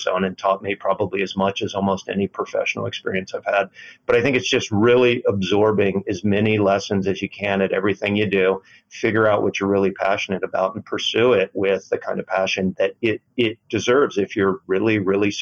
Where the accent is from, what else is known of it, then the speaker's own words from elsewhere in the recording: Florida, United States; moved away; I grew up in Florida